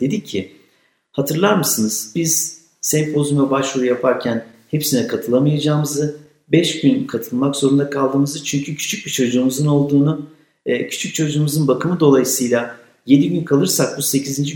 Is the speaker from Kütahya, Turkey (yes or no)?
yes; Kütahya, Turkey; Kütahya gibi e, çok güzel memleketim hiç itirazım yok ama denizimiz, dağımız yok da bizim